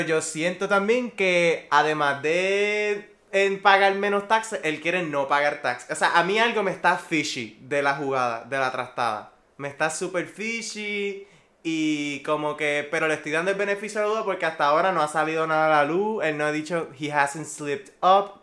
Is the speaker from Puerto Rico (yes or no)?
yes; Puerto Rico; Aquí Puerto Rico no es tan diferente que la cultura como que americana